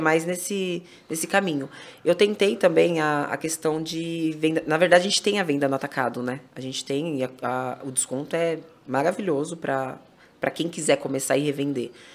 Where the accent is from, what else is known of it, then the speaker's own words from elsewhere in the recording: Itupeva, São Paulo, Brazil; sou de Tupéva e eu vou mais pra Louveira porque eu tenho as duas lojas lá